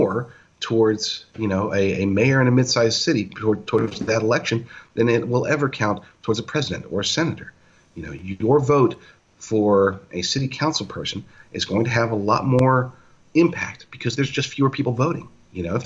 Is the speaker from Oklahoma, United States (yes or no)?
yes; Oklahoma, United States; moved away; I'm from Oklahoma